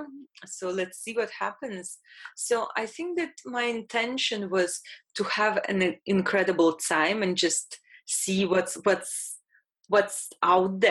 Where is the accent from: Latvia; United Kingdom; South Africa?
Latvia; I'm Russian, born in Latvia.